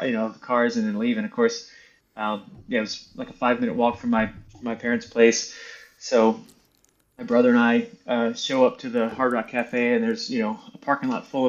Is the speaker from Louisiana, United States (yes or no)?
yes; between Baton Rouge and New Orleans, Louisiana, United States; I'm from between Baton Rouge and New Orleans.